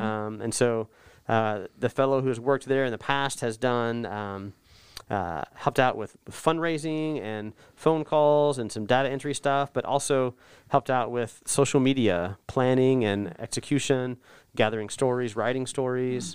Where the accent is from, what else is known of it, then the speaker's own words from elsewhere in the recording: North Texas, United States; also born or lived in Oklahoma; I grew up in North Texas